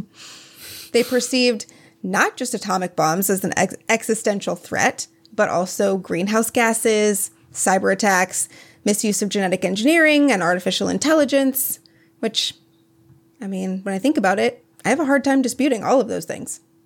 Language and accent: English; Minnesota, United States; I am from Minnesota, where we say eggs and beg